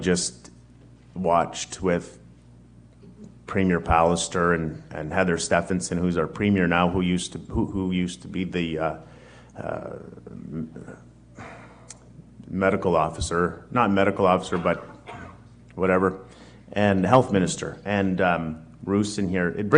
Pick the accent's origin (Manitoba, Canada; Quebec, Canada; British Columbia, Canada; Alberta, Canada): Manitoba, Canada; Winnipeg; I'm born and raised in Winnipeg, Winnipeg's North End. Been there my whole life